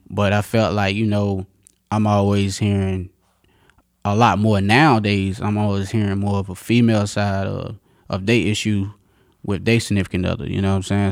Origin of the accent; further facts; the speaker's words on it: North Carolina, United States; moved away as an adult; now in Virginia, United States; I'm from, uh, North Carolina